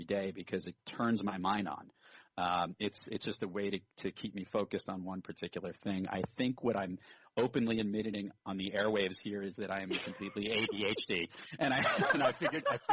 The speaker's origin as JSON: {"language": "English", "town": "New York City", "region": "New York", "country": "United States", "tie": "born or raised there", "also_born_or_lived": "Brooklyn, New York", "said": "I grew up in Rockaway Beach, Queens"}